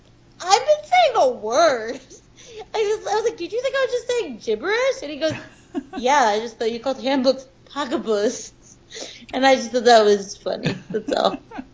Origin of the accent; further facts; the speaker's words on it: Long Island, New York, United States; I'm only from Long Island, and everyone makes fun of the way I say water, the way I say draw.